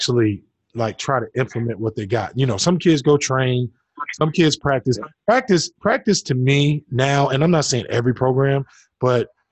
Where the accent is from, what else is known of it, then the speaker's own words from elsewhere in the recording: New Jersey, United States; I grew up in New Jersey